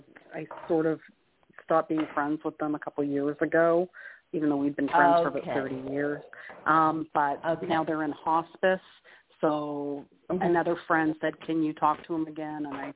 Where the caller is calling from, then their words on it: Canada; It's … calling from Canada.